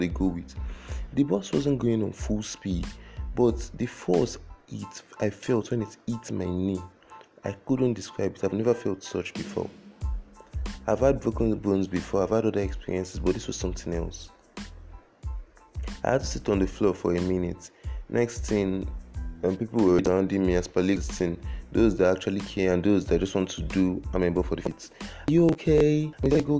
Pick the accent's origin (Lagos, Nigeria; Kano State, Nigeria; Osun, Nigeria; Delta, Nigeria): Lagos, Nigeria; I was born in Lagos, brought up in Lagos, I have never left Lagos in my life.